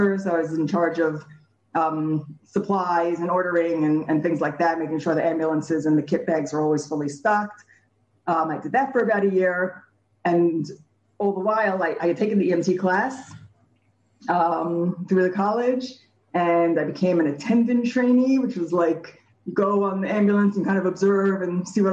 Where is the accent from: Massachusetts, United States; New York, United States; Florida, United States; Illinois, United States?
New York, United States; New York City; now in Beit Shemesh, Israel; I grew up in Brooklyn